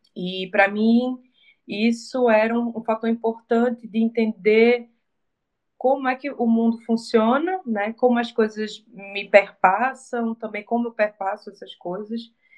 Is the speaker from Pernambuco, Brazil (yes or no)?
yes; Recife, Pernambuco, Brazil